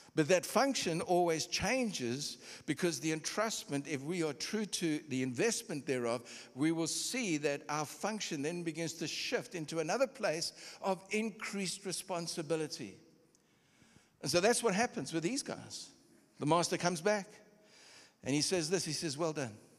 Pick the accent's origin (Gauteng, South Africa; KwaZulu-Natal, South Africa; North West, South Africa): KwaZulu-Natal, South Africa; Durban; also born or lived in Copperbelt, Zambia / Kitwe, Zambia / Pretoria, South Africa; I'm from Durban